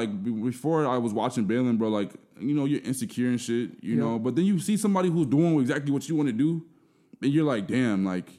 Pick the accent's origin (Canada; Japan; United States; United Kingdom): United States; Burnsville, Minnesota; I'm from South Minneapolis originally, but I have really faint memories of even living there. Mm-hmm. Like, we moved to Burnsville when I was, like, 2 or 3 years old.